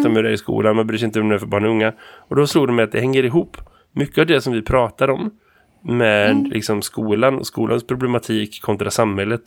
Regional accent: Sweden; jag som vit svensk man

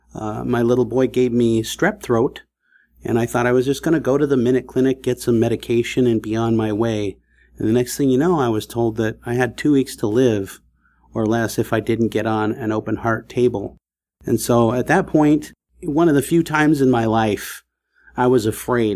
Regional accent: California, United States; I grew up in California on the West Coast in a very impoverished, you know, neighborhood in the housing projects.

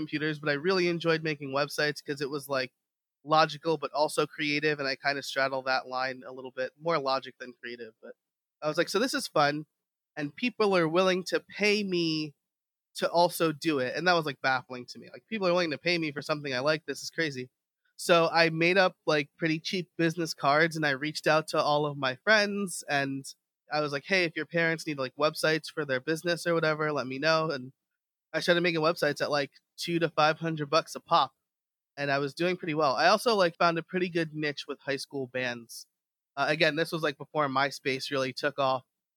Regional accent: New York, United States; now in southeastern Pennsylvania, United States; I live in southeastern Pennsylvania, close to Philadelphia, but I'm from New York

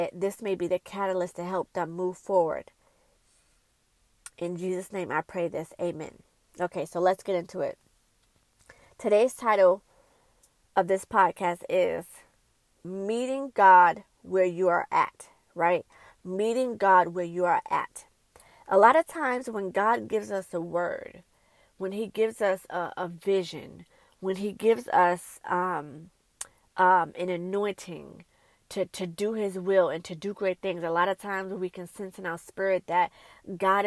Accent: New York City, New York, United States; When I was growing up in Brooklyn, New York

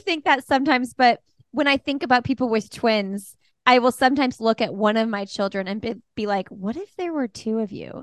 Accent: Bloomington, Indiana, United States; moved away; Bloomington, Indiana, my hometown

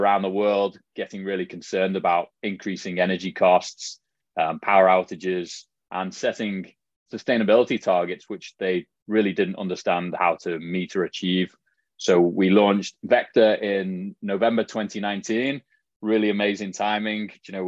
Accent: Liverpool, North West England, United Kingdom; accent: Scouse; also born or lived in Canada / Middle East / Australia; now in San Diego, United States; So my accent is definitely not a hardcore Scouse accent, as it would be referred to back home.

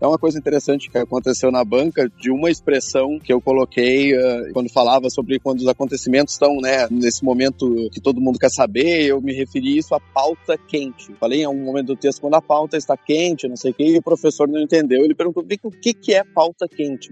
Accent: Alegrete, Rio Grande do Sul, Brazil; moved away; Eu sou de Alegrete, que é uma cidade no interior do Rio Grande do Sul, perto da a fronteira

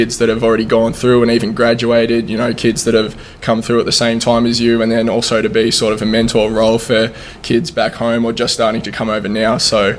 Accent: Melbourne, Victoria, Australia; moved away as an adult; now in Bloomington, United States; I'm from Melbourne, Australia.

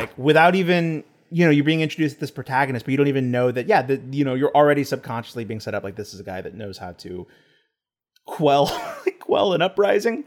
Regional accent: Texas, United States; I'm from Texas.

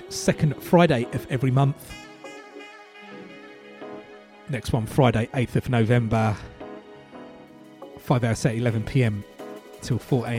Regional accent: Essex, East of England, United Kingdom; accent: Essex; my Essex accent

